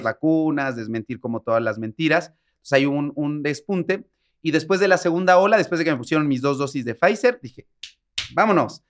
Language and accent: Spanish; San Martín Texmelucan, Puebla, Mexico; de donde soy, que se llama San Martín Texmelucan, es un pueblo que está cerca de, Puebla